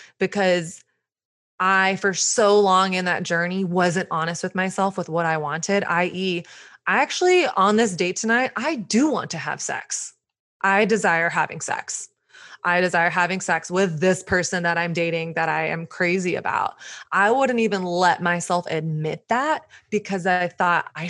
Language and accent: English; the South, Southern United States, United States; now in Brooklyn, United States; I grew up in Southern culture, which Christianity is sort of the air you breathe